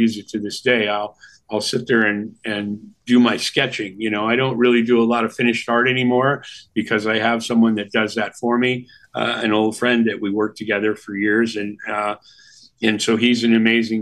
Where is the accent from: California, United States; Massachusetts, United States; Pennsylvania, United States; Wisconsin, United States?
California, United States; San Jose; also born or lived in Milwaukee; I grew up in San Jose